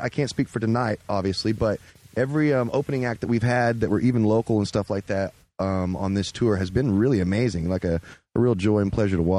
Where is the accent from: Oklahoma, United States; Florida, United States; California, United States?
Oklahoma, United States; We're actually from Oklahoma